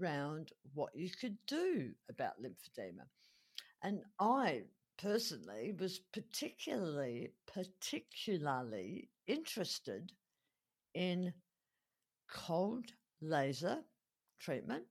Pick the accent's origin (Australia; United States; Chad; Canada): Australia; Adelaide, South Australia; my hometown here of Adelaide